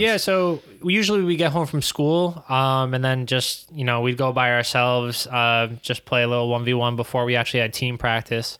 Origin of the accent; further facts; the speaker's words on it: New York City, New York, United States; moved away as an adult; now in Hartford, United States; growing up in Queens